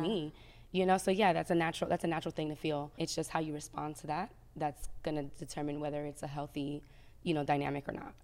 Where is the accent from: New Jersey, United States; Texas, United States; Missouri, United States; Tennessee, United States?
New Jersey, United States; I'm from Jersey